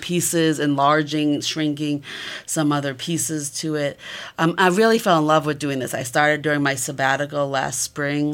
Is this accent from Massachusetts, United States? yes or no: yes; Massachusetts, United States; moved away; also born or lived in Columbus, Ohio; I'm originally from Massachusetts.